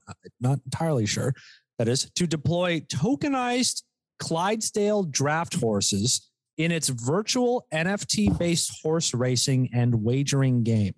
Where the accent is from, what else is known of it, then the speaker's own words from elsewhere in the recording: Poughkeepsie, New York, United States; born there; Like I was born in fucking like